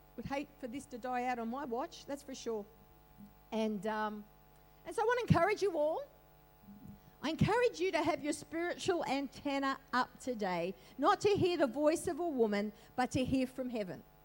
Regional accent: Australia; also born or lived in Northern Beaches, Sydney; I'm an Aussie, I am. I'm a proud Aussie

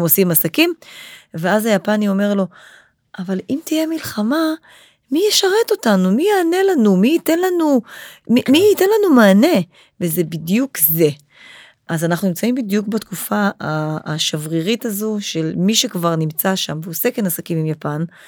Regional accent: Israel; אנחנו כישראלים חיים פה את זה

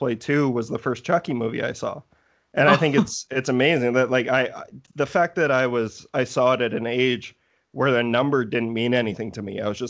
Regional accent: Canada; also born or lived in Saskatoon; I'm a Canadian boy

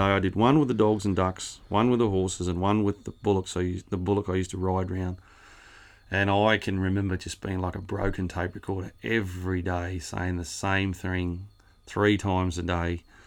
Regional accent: Rowena, New South Wales, Australia; also born or lived in Narrabri; born, um, oh, Narrabri, but lived west of Narrabri, a little town called Rowena. Went to school there. Uh, just a awesome place for a kid to grow up.

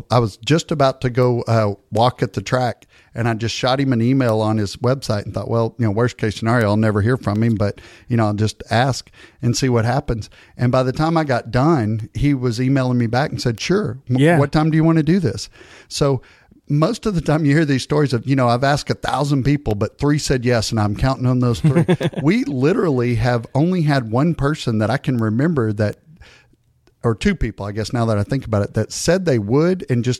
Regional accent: East Texas, United States; I'm from East Texas, and we say "gonna."

